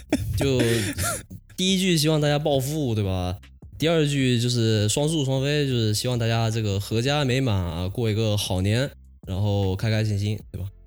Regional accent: a county near Fuzhou, Fujian, China; 因为我老家是山里头的，就福州旁边的一个县。我老家的方言呢，跟福州本地的方言差多了

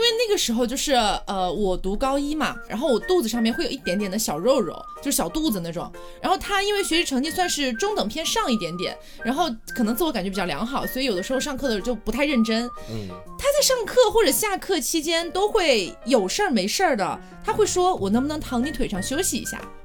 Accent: Chongqing, China; 因为我们都重庆人嘛

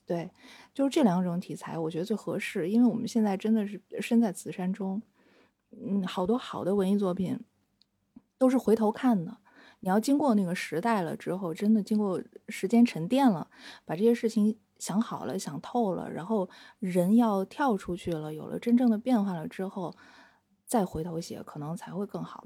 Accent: Shenyang, Liaoning, China; moved away as an adult; also born or lived in Shanghai; now in Beijing, China; 因为我是沈阳人嘛，我们家隔一条街就是那个中国医科大学

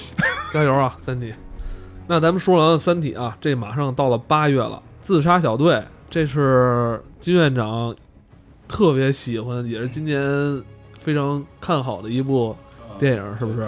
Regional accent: China; 我们中国人

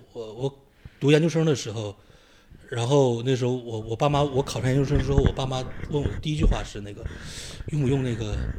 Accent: Shenyang, Liaoning, China; moved away as an adult; also born or lived in Guiyang, Guizhou; 现在是在一个高校教，教书呃，然后是沈阳人，但是也是土生土长的铁西区的人嗯。呃，但是后来毕业之后一直在贵阳嗯。，呃，在贵州贵阳教书

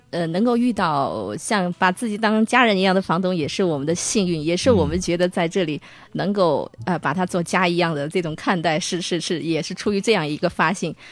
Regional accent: Hubei, China; moved away as an adult; now in Dali, China; 我是湖北人嘛

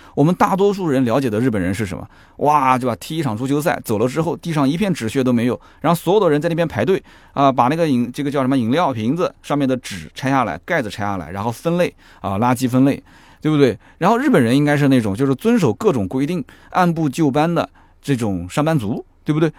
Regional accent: China; 当然这个可能也是我们中国人。自己取的

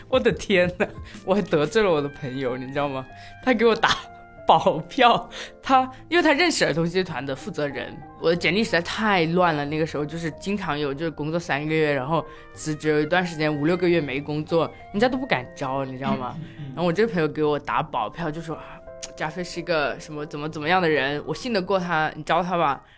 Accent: Zhanjiang, Guangdong, China; moved away; also born or lived in Beijing; 甚至是回湛江，就我老家

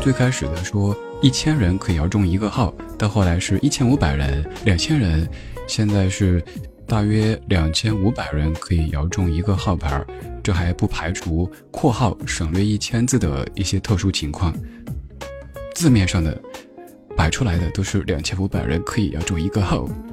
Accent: Sichuan, China; 我们四川人，有些朋友就是前后鼻音不分

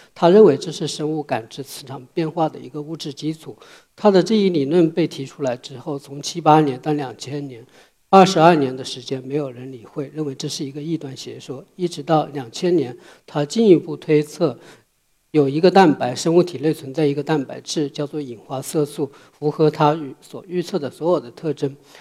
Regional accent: southern China, China; moved away as an adult; now in Beijing, China; 我小时候是在中国南方的一个小山村里长大

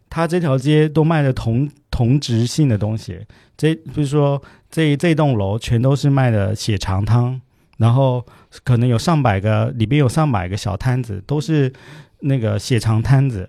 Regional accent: Taiwan; 我们在台湾小

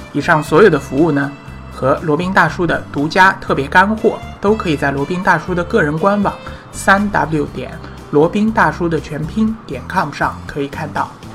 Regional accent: China; 我们中国人

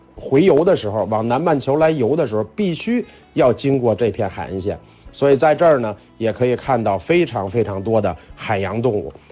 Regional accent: China; 我们中国人

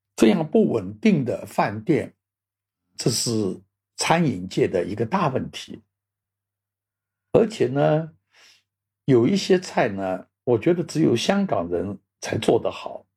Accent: Shanghai, China; moved away as an adult; also born or lived in Xiamen / Hong Kong; 我回上海过年

